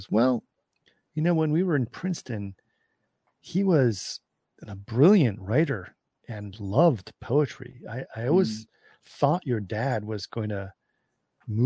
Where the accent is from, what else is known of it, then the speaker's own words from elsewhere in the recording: Cairo, Cairo Governorate, Egypt; when I was growing up in Cairo